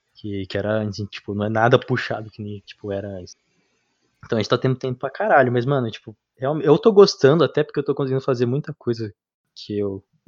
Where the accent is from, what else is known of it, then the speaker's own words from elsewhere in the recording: interior of São Paulo, Brazil; a gente é do interior de São Paulo